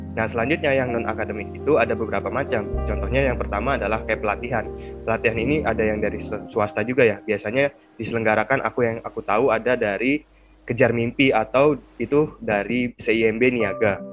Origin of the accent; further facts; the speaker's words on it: Jakarta, Indonesia; contohnya dari daerahku